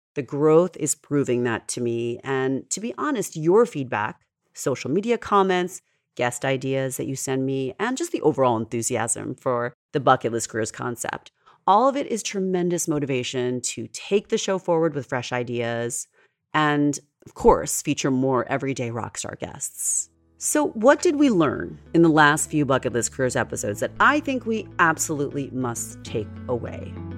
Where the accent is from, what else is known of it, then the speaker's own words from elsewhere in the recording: New York, United States; I'm a New Yorker and we are at our core a fast paced breed